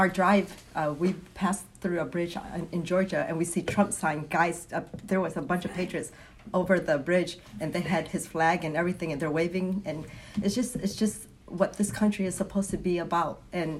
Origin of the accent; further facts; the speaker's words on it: Vietnam; now in United States; I came from a communist country. I'm from Vietnam. So my family fled in 1975.